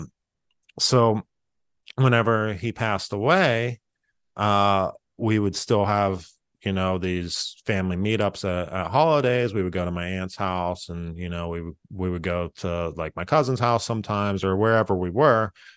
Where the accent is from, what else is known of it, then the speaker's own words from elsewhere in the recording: Freeport, Pennsylvania, United States; I grew up in Freeport, uh, which is a, a very small town.